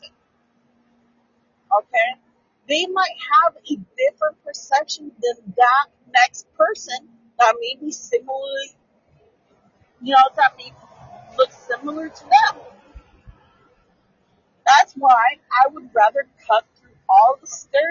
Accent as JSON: {"language": "English", "town": "San Francisco", "region": "California", "country": "United States", "tie": "born or raised there", "said": "I grew up in San Francisco"}